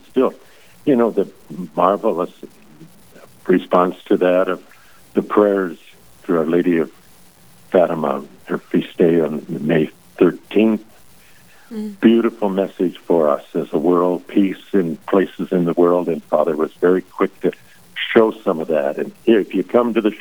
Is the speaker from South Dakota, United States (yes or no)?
yes; Howard, South Dakota, United States; I grew up in Howard, South Dakota